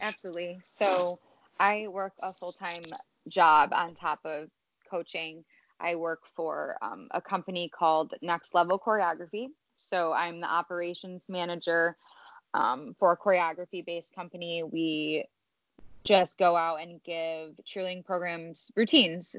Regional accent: Streamwood, Illinois, United States; I'm from Streamwood, Illinois. I was born and raised, grew up here

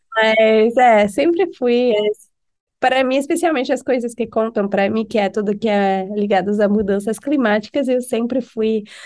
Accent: Paris, Île-de-France, France; Portuguese is a second language; moved away as an adult; also born or lived in Halifax, Canada / Argentina / Brazil; now in United States; Eu nasci em Paris, a cidade que muita gente conhece

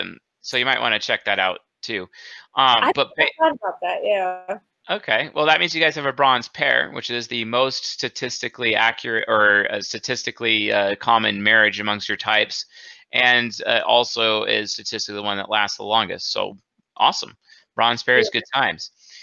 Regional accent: New England, United States; I was born and raised in New England.

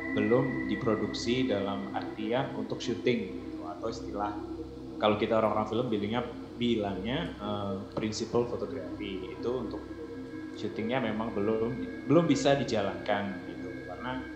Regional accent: Batu, East Java, Indonesia; moved away as an adult; also born or lived in Jakarta; aku asalnya dari kota Batu

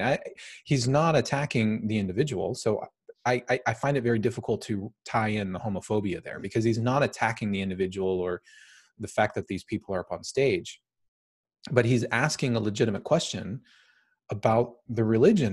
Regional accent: United States; I'm American

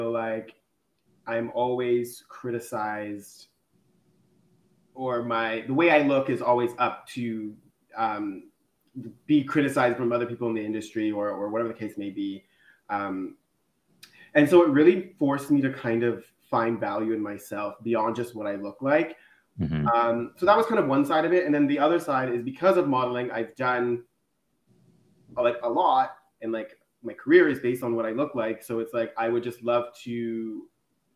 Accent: Toronto, Ontario, Canada; I am a model from Toronto

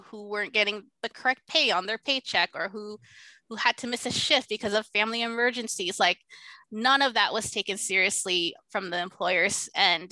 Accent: Las Vegas, Nevada, United States; I'm originally, I grew up in Las Vegas. Like, I would consider that my hometown, or the closest thing that, you know, I would have for a hometown

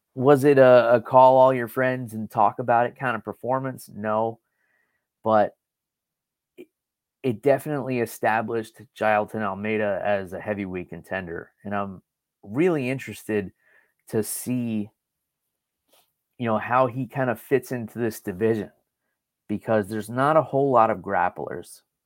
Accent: New York, United States; I grew up in New York

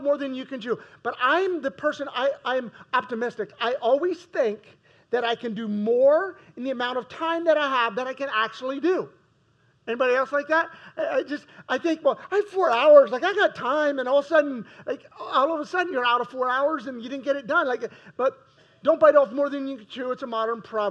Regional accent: United States; As American Christians, we're all wealthy.

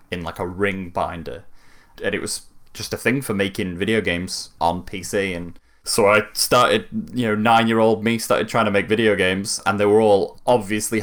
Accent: Manchester, North West England, United Kingdom; I'm from Manchester.

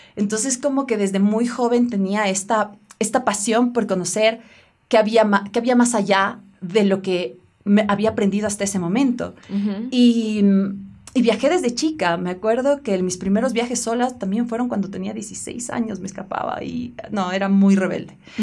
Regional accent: Ecuador; moved away; Cuando regresé a Ecuador

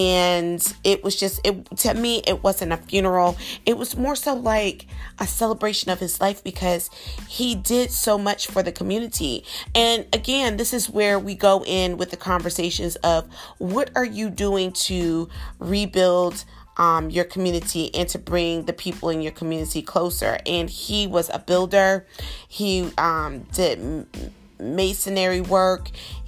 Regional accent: South Carolina, United States; I'm from South Carolina. I know a lot of people ask me, are you sure about that? Because every time I tell somebody I'm from South Carolina, they're like, you don't sound like a South Carolinian.

